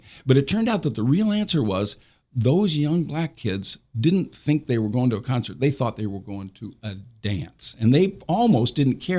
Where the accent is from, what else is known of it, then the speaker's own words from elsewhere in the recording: Central Illinois, United States; moved away; I grew up in Central Illinois